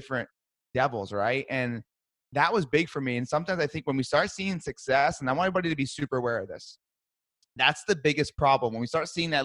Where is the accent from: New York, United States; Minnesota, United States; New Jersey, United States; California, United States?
New Jersey, United States; Brick; born or raised there; moved away as an adult